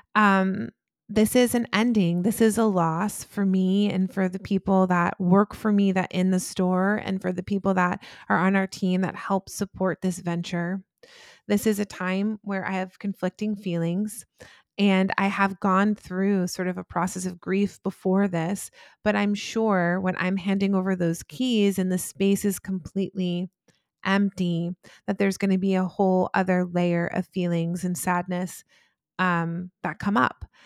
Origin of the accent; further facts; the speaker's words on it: Atlanta, Georgia, United States; also born or lived in New Jersey / New York; I was born in New Jersey, uh, and I lived there until I was nine, and then that's when I moved to Atlanta with my mother